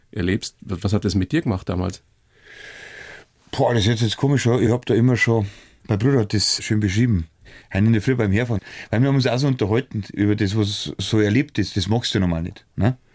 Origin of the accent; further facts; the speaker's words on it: Weiden, Bavaria, Germany; Ja, also, logisch, das, bin ja aus Weiden, ich weiß genau, das.